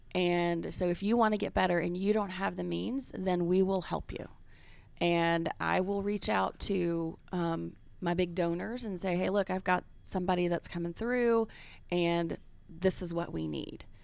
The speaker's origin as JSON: {"language": "English", "town": "Kansas City", "region": "Missouri", "country": "United States", "tie": "born or raised there", "also_born_or_lived": "Memphis, Tennessee / Washington", "moved": "as an adult", "lives_now": "Atlanta, United States", "said": "my origin is really Memphis, Mid-South, and then I grew up in Kansas City from second through twelfth grade."}